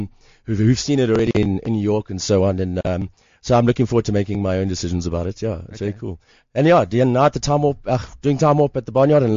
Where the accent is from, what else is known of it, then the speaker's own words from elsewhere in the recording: Port Elizabeth, Eastern Cape, South Africa; moved away; I'm from Port Elizabeth originally.